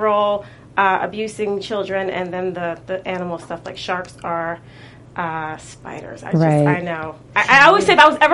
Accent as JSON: {"language": "English", "town": "East Orange", "region": "New Jersey", "country": "United States", "tie": "born or raised there", "also_born_or_lived": "Livingston, New Jersey", "said": "I'm actually from East Orange, New Jersey."}